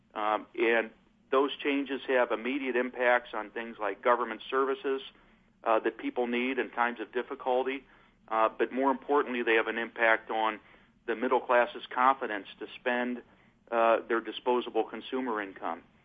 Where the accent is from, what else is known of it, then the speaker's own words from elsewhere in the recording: Michigan City, Indiana, United States; I'm actually up here in my hometown of Michigan City